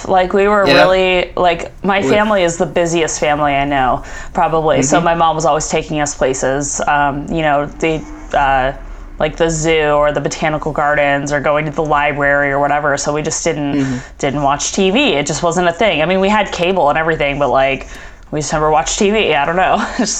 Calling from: Phoenix, Arizona, United States; Phoenix, Arizona.

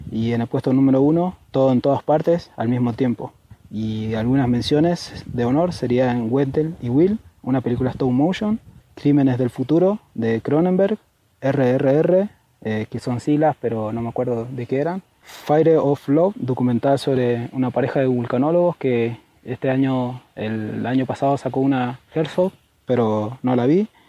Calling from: Mendoza, Argentina; Hola, la faca. … de Mendoza y este es mi top 3 de películas de 2022.

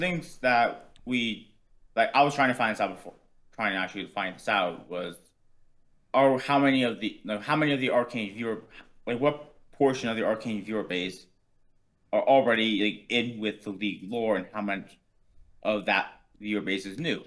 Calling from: Seattle, Washington, United States; calling from Seattle.

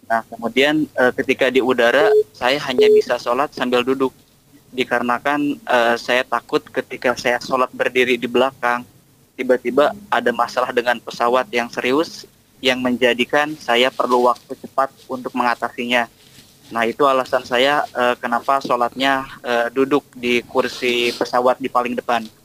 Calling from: Tangerang, Banten, Indonesia; Bu ya, saya dari Tangerang ingin bertanya.

